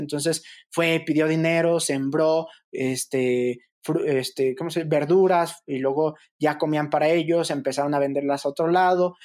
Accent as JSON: {"language": "Spanish", "town": "Fresnillo", "region": "Zacatecas", "country": "Mexico", "tie": "born or raised there", "moved": "yes", "said": "a unos kilómetros de donde yo nací, que era Fresnillo, Zacatecas"}